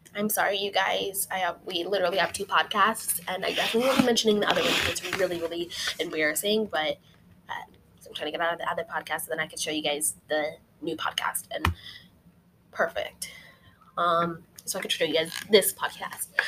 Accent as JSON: {"language": "English", "region": "Utah", "country": "United States", "tie": "born or raised there", "moved": "yes", "lives_now": "California, United States", "said": "When I was born, we lived in Utah. I lived in Utah for pretty much most of my life, and I don't live in Utah anymore"}